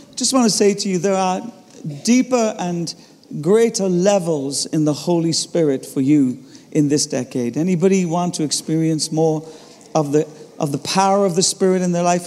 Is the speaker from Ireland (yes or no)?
yes; Ireland; I'm Irish